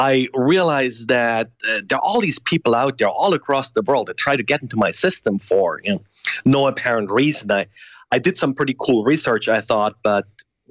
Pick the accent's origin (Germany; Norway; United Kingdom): Germany; moved away as an adult; now in United States; I grew up originally in Germany and I came to the US as a graduate student